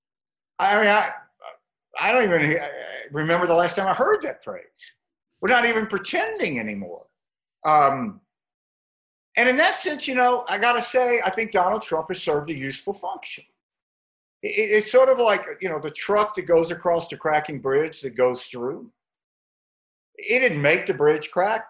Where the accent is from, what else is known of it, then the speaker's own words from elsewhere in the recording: Mississippi, United States; I'm from Mississippi. I'm a seventh generation Mississippian